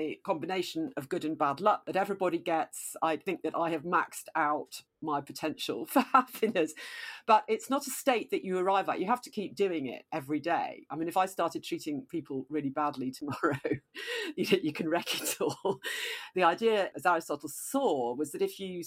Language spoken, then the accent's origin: English; Nottingham, East Midlands, United Kingdom; I was brought up in Nottingham in this very Christian house.